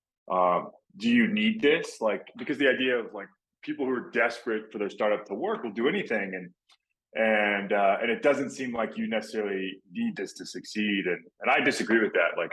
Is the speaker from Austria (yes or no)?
no; Texas, United States; moved away as an adult; also born or lived in Florida; I grew up in Texas where football is pretty much a religion